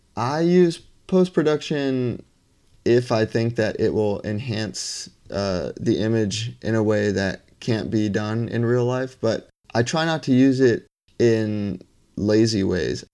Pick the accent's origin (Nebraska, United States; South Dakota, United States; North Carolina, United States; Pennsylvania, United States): Pennsylvania, United States; Bethlehem; also born or lived in Lehigh Valley; now in Brooklyn, New York, United States; originally, I'm from Bethlehem, Pennsylvania